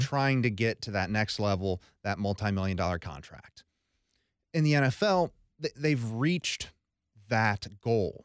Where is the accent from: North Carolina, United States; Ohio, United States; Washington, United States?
Ohio, United States; Columbus; born and raised in Columbus, a diehard Buckeye fan.